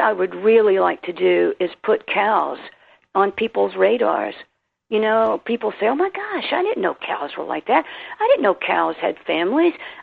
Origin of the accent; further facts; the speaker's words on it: South Carolina and Tennessee, United States; accent: Southern; I'm a Southern girl. You can hear from my accent, South Carolina and Tennessee.